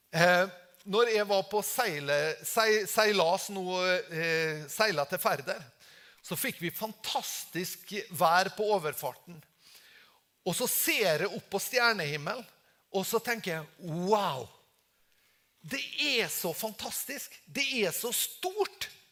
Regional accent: Tingvoll, Møre og Romsdal, Norway; jeg kommer fra Tingvoll

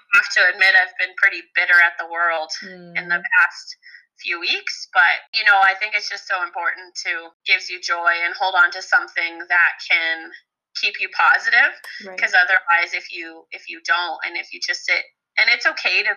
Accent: Provost, Alberta, Canada; now in Red Deer, Canada; my hometown in Provost, one in Red Deer where I currently live

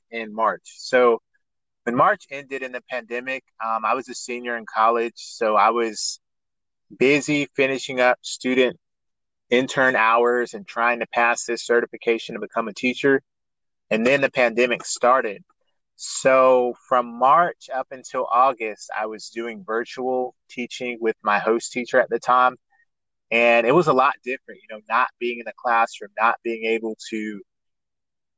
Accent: Warner Robins, Georgia, United States; I'm from Warner Robins, Georgia, which is in the center of Georgia

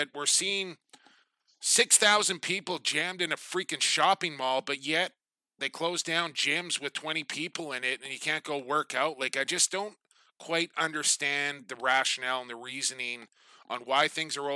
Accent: Coquitlam, British Columbia, Canada; located in my hometown of Coquitlam, British Columbia

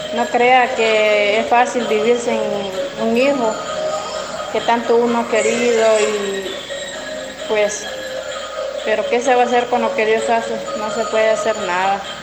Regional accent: Lislique, La Unión, El Salvador; yo soy de Lilique, de Terrero.

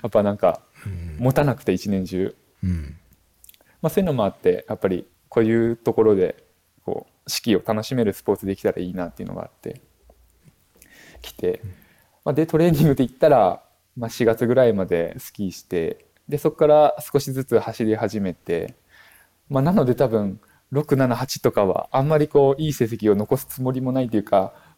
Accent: Akita, Japan; also born or lived in Myoko, Niigata / Tokyo; now in Kijimadaira, Japan; 私がもともと秋田県出身なんですけれども

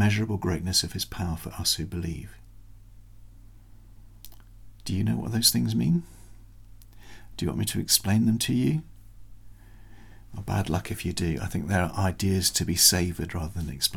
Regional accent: United Kingdom; as a Brit

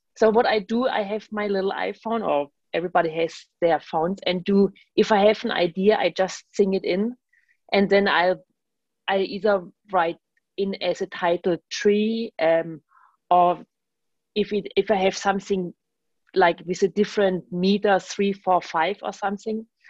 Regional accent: Germany; English is a second language; now in New York, United States; I'm from Germany and basically traveled, had the voyage from Germany to New York

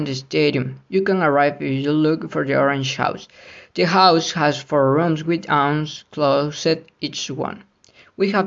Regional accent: Córdoba, Veracruz, Mexico; English is a second language; now in Puebla, Mexico; I am from Cordoba, Veracruz, and I lived there since baby until I moved to Puebla.

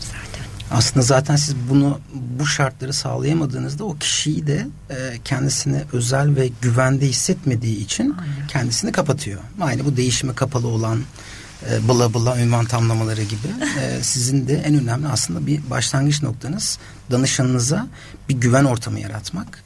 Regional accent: Osmaniye, Turkey; ben de Osmaniyeliyim

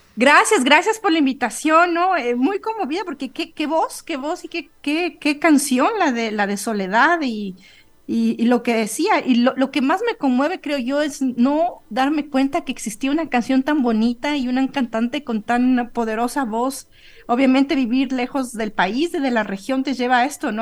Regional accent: Ecuador; moved away as an adult; also born or lived in Colombia / Europe; yo salí eh, del Ecuador a los 20 años

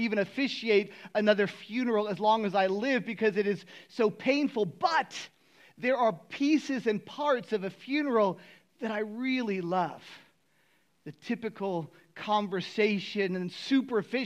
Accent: Miami, Florida, United States; I grew up in Miami

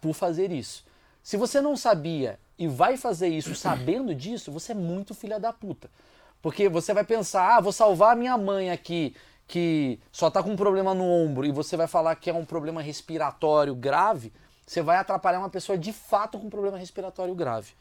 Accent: Brazil; eu sou brasileiro

